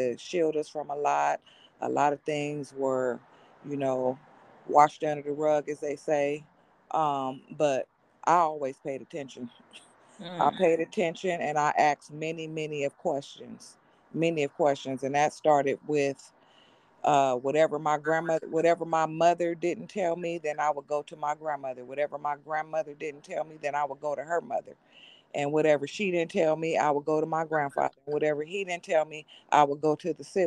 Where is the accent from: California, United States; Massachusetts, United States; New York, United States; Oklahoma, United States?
California, United States; Monrovia; I am from California, born and raised in a city called Monrovia, California